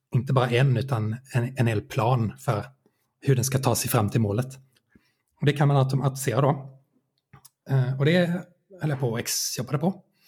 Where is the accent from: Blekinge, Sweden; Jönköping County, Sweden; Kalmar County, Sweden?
Kalmar County, Sweden; Nybro; moved away as an adult; also born or lived in Linköping; now in Åtvidaberg, Sweden; Jag växte upp i Nybro i Småland